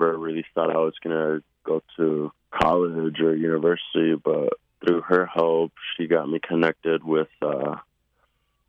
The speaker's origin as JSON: {"language": "English", "town": "Denver", "region": "Colorado", "country": "United States", "tie": "born or raised there", "said": "I was born and raised in Denver, Colorado"}